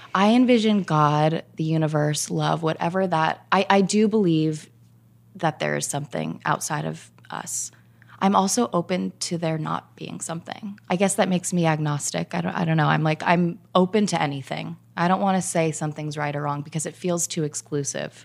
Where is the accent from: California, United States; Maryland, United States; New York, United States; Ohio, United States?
California, United States; Orange County; I grew up in Orange County.